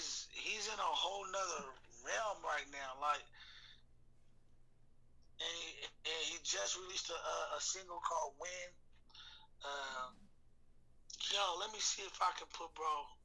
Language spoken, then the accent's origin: English; Chicago, Illinois, United States; I'm born from Chicago. You feel me? I'm from Chicago, but hell no.